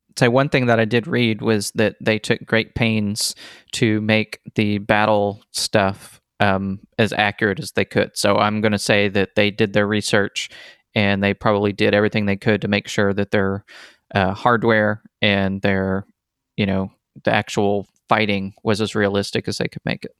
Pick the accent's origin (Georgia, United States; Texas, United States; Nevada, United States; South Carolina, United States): Texas, United States; we're Texan, we grew up in Texas, we learned all this stuff as kids